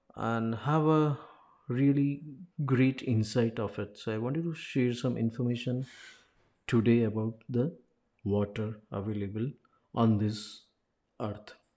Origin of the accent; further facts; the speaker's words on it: Ahmedabad, Gujarat, India; I'm from Ahmedabad